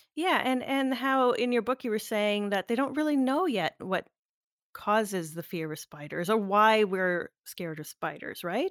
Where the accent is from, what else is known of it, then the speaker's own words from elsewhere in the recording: Northern Ontario, Canada; I'm originally from Northern Ontario